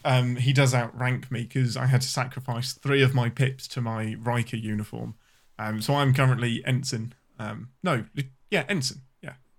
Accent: England, United Kingdom; I'm your Englishman

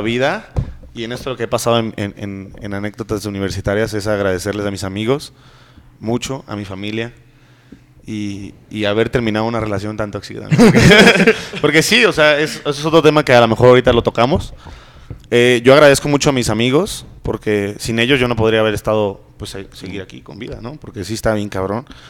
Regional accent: northern Mexico, Mexico; moved away; nosotros aquí como mexicanos vivimos en una sociedad muy machista

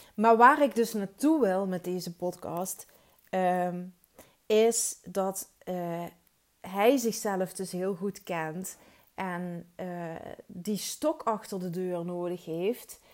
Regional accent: Netherlands; moved away as an adult; now in Belgium

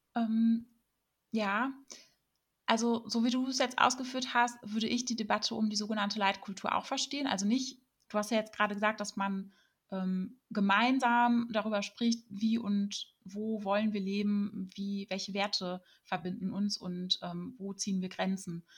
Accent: Germany; wir Deutsche

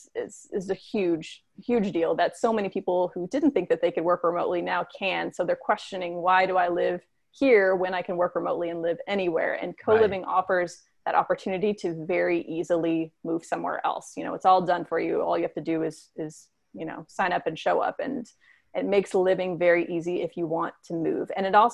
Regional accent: United States; As an American

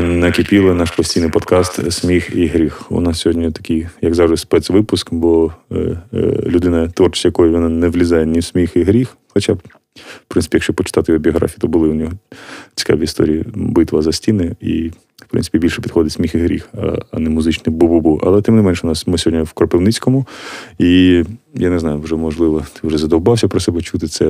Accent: Kharkiv, Kharkiv Oblast, Ukraine; moved away as an adult; now in Drohobych, Ukraine; я сам з Харкова, але зараз під час війни я приїхав в Дрогобич

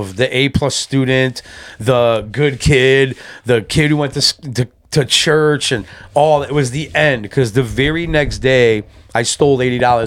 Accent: Waterbury, Connecticut, United States; also born or lived in Wolcott, Connecticut; I am originally a Fairlawn boy from Waterbury, Connecticut

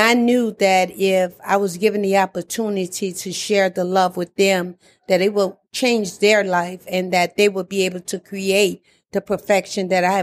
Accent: Louisiana, United States; moved away as an adult; now in Atlanta, United States; at the age of seven, growing up in Louisiana

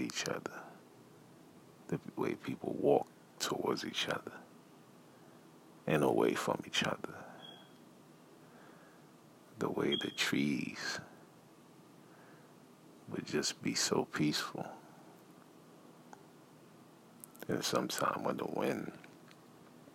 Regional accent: Haiti; also born or lived in United States; I was born in America, and I was raised in Haiti

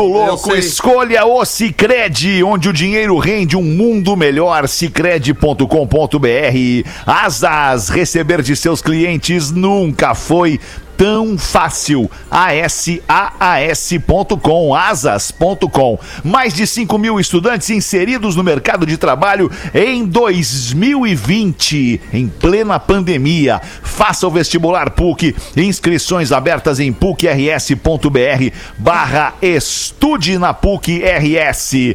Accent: Rio Grande do Sul, Brazil; accent: gaúcho

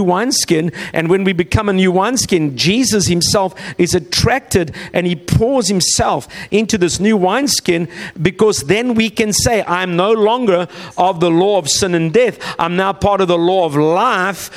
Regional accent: South Africa; moved away; also born or lived in Australia; we're from South Africa via Australia

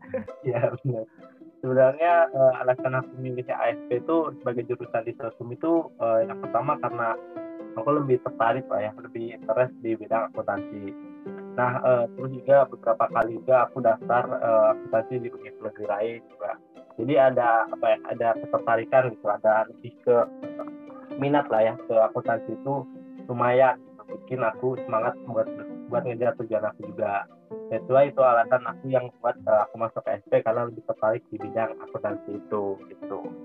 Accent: Bandung, West Java, Indonesia; aku asalnya dari Bandung

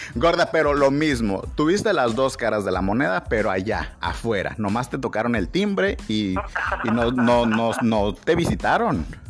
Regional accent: Mexico; also born or lived in Tabasco

